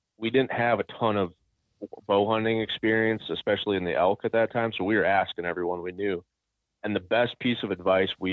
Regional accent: Alexandria, Minnesota, United States; moved away; We're central Minnesota, so I grew up in Alexandria.

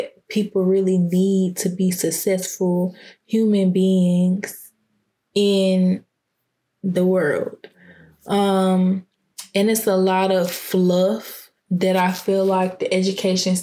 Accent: Clayton County, Georgia, United States; also born or lived in Fulton County, Georgia; I grew up in Clayton County. And I was in Clayton County until 6th grade. And then 7th grade, I transferred to Fulton County

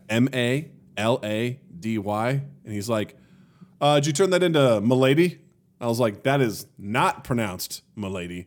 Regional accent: Kirksville, Missouri, United States; moved away; my hometown of Kirksville, Missouri

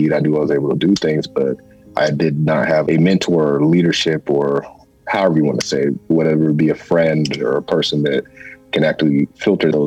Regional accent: Stockton, California, United States; I grew up in Stockton, California

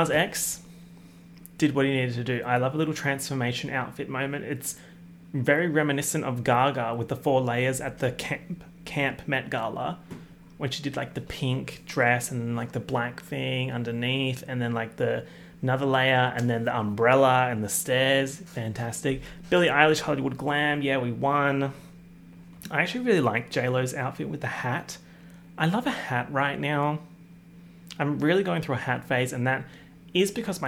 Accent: Australia; accent: Australian; my accent, my Australian accent

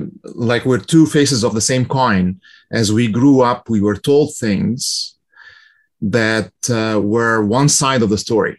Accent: Egypt; now in United States; I'm from Egypt originally, and as I came to the U.S. in 1995

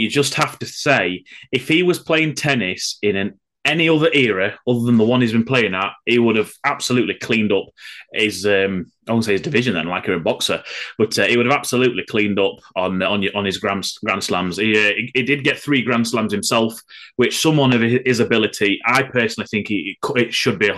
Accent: England, United Kingdom; as an Englishman

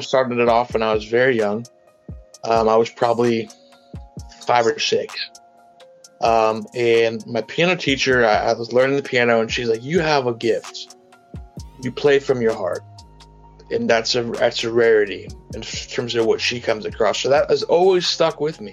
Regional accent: Walnut Creek, California, United States; I'm from Northern California. I grew up in the East Bay, which is about a 30-minute drive from San Francisco east, in a city called Walnut Creek.

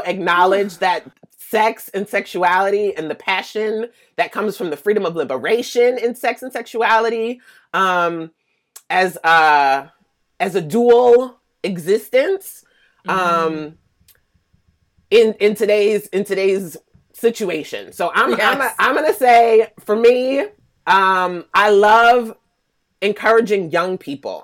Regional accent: Philadelphia, Pennsylvania, United States; moved away as an adult; also born or lived in Atlanta, Georgia; now in Oakland, United States; I was born in Atlanta, Mecca. So, okay. You know, it's a good time there. But I ended up leaving at a young age because my mom passed away from breast cancer around age 4. So I was raised in Philadelphia.

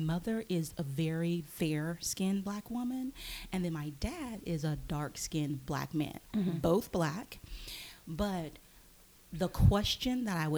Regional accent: North Louisiana, United States; moved away; I am from a very small town in Louisiana, North Louisiana, nowhere near New Orleans

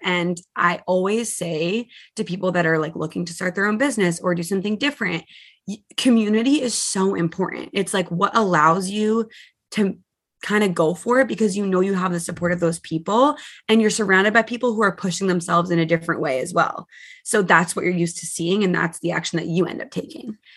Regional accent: Massachusetts, United States; moved away as an adult; now in New Jersey, United States; I'm from Massachusetts, so I moved four states away to be with my boyfriend at the time

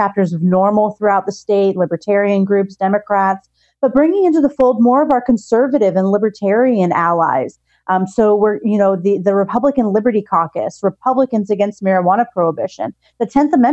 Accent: California, United States; now in Texas, United States

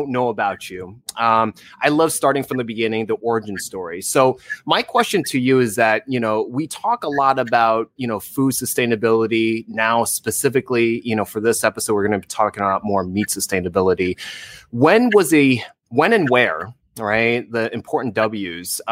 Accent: New Jersey, United States; moved away; I'm from New Jersey originally

